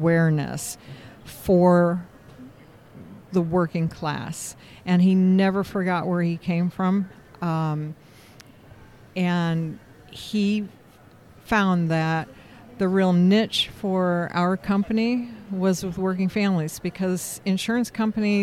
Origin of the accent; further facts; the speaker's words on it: Indianapolis, Indiana, United States; I am from Indianapolis, Indiana